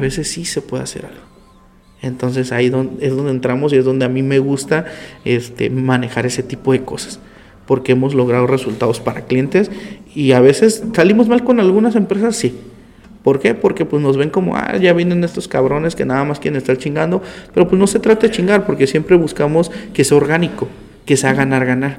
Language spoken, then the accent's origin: Spanish; Tijuana, Baja California, Mexico; yo nací aquí en Tijuana, nací en el Hospital General, un 8 de enero del 96